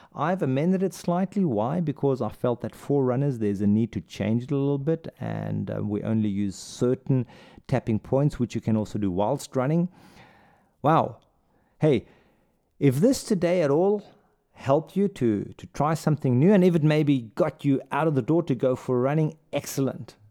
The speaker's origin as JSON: {"language": "English", "country": "South Africa", "also_born_or_lived": "Saudi Arabia / India", "moved": "yes", "lives_now": "Germany", "said": "I'm from South Africa."}